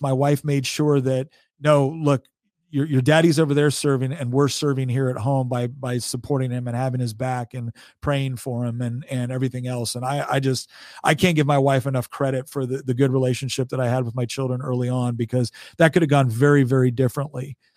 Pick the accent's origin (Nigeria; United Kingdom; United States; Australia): United States; Chico, California; moved away as an adult; also born or lived in Hawaii; now in Virginia, United States; we grew up in a, in a really beautiful, nice little, little place in Northern California called Chico